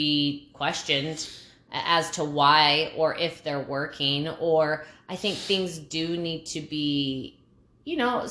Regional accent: New Mexico, United States; we're from New Mexico.

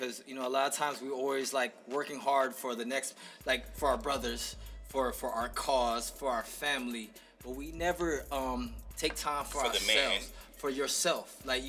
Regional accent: Philippines; I'm from the Philippines.

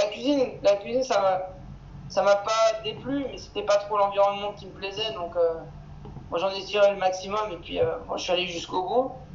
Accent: Yvelines, Île-de-France, France; moved away as an adult; also born or lived in Boulogne-Billancourt, France; now in Los Angeles, United States; j'ai grandi dans, dans les Yvelines

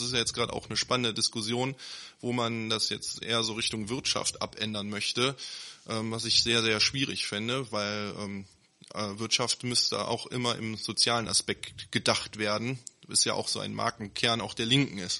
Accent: Neuss, North Rhine-Westphalia, Germany; aus Neuss, gebürtiger Neusser, äh, Nüsser Jung

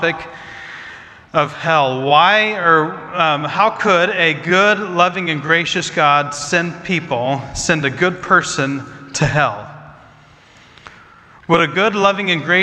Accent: Midwest, United States; I grew up in the Midwest

